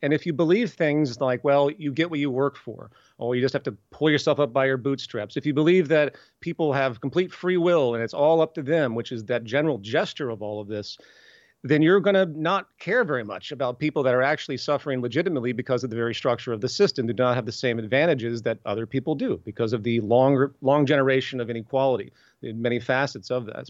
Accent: the South, United States; I'm from the South

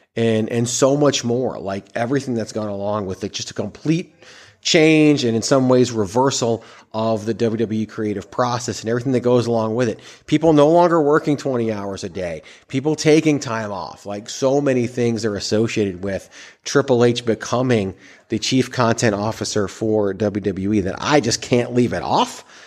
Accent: Richmond, Virginia, United States; I grew up in Richmond, Virginia, hometown of Mickey James.

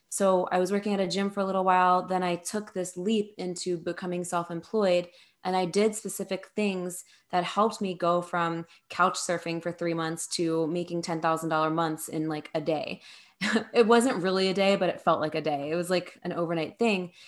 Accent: New Jersey, United States; moved away as an adult; also born or lived in New York City; I'm from New Jersey, so that's where I was before then. And I moved to New York City

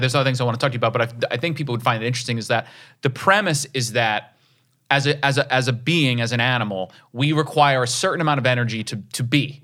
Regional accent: Rockland County, New York, United States; I'm from Rockland County

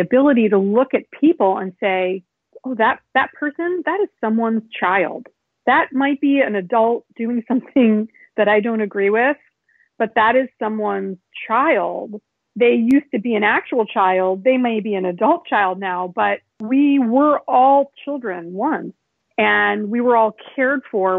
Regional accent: Chicago, Illinois, United States; now in New York, United States; I grew up in Chicago and I am now living in New York.

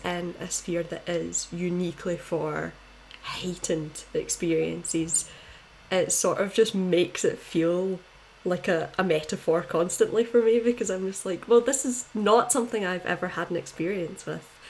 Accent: Scotland, United Kingdom; I'm from Scotland, obviously

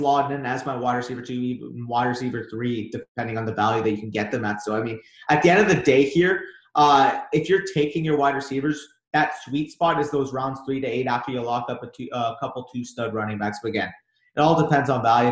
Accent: Canada; We're from Canada

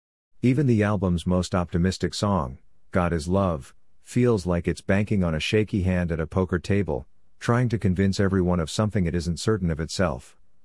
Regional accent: Columbus, Ohio, United States; one of the many venues that I fell in and out of love with in my hometown of Columbus, Ohio.

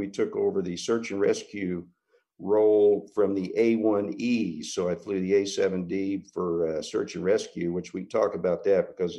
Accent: Kansas, United States; I grew up in Kansas. My dad was a cowboy. He was a tough-as-nails guy, but a very soft heart. And I graduated from a very small graduating class of 19 in Southeast Kansas. I went to Wichita State

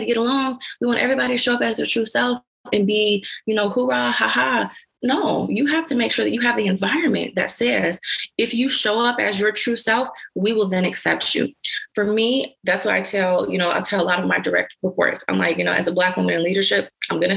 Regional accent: Detroit, Michigan, United States; I'm from Detroit, Michigan, and I'm from Schoolcraft

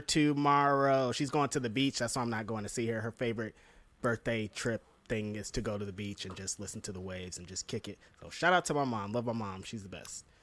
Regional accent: United States; It's where we were raised

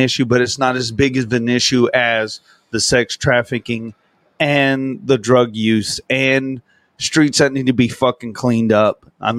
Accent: Del Rio, Texas, United States; I grew up on Del Rio, Texas. Look it up on the map. Fucking Mexico's right goddamn there.

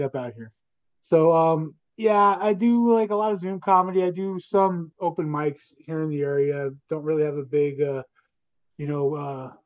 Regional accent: Hawthorne, California, United States; I'm coming to my hometown of Hawthorne, California

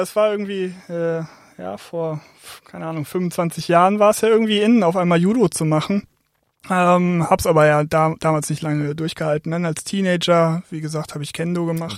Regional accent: Oldenburg, Lower Saxony, Germany; moved away as an adult; now in Essen, Germany; bin aufgewachsen in Oldenburg

